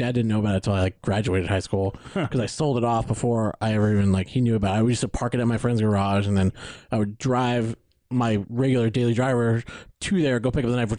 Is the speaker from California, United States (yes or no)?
yes; San Bernardino, California, United States; I live in San Bernardino. I grew up in San Bernardino.